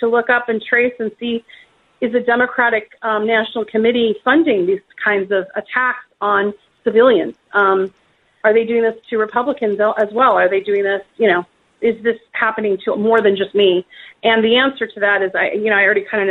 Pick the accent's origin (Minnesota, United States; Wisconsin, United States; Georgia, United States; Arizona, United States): Wisconsin, United States; I grew up in Wisconsin on a farm, and I don't have any connections to Russia.